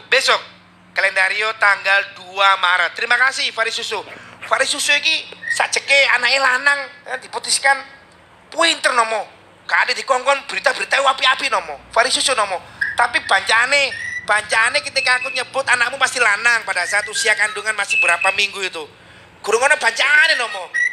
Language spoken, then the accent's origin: Indonesian; Surabaya, East Java, Indonesia; ini yang di Sukabumi, aku asli Surabaya